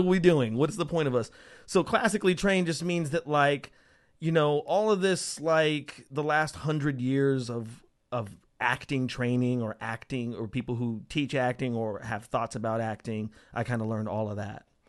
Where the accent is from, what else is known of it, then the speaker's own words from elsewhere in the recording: Las Vegas, Nevada, United States; also born or lived in Portales, New Mexico; I grew up in a town called Las Vegas, Nevada